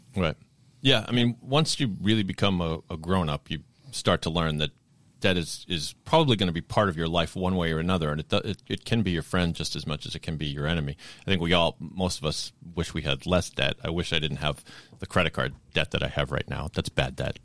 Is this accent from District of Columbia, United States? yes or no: no; Sharon, Massachusetts, United States; I grew up in Sharon